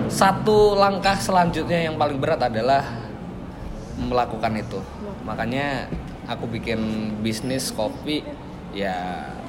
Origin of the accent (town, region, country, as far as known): Magelang, Central Java, Indonesia; born or raised there